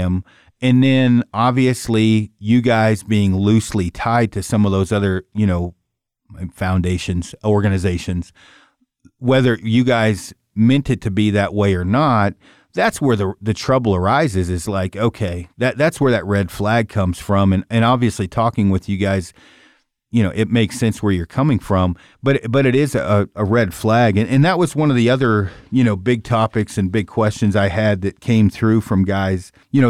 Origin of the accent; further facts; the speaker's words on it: Oregon, United States; I'm from Oregon